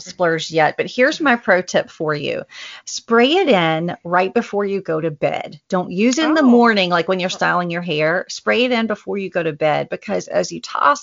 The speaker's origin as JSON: {"language": "English", "region": "the South", "country": "United States", "said": "I'm a Southerner"}